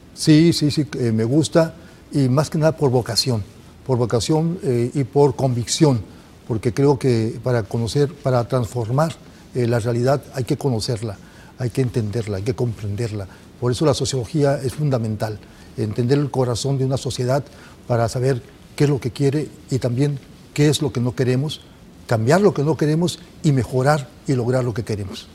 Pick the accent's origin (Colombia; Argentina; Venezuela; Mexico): Mexico; Ciudad Obregón, Sonora; aquí nací en Ciudad Obregón, eh, ya hace bastantes años, sesenta y siete años